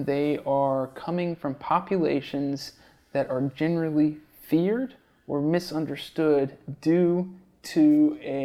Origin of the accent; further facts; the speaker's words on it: Georgia, United States; moved away as an adult; also born or lived in Chicago; now in New York City, United States; I grew up in Georgia